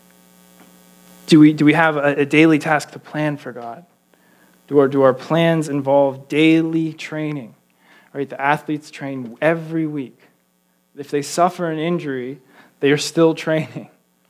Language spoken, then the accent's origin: English; Pittsburgh, Pennsylvania, United States; growing up in Pittsburgh, I loved the Steelers